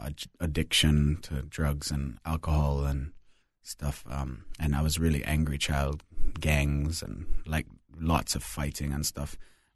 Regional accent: Trinidad & Tobago; also born or lived in Alberta, Canada; So I was born in Alberta, Canada. But at 2 months old, my parents moved to the Caribbean as missionaries. And so I spent 18 years in multiple different Caribbean islands, mostly Trinidad and Tobago.

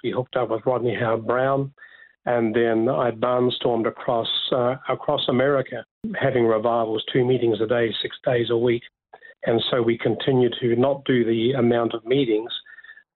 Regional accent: Dunedin, Otago, New Zealand; moved away as an adult; now in Australia; I was born in Dunedin in the South Island

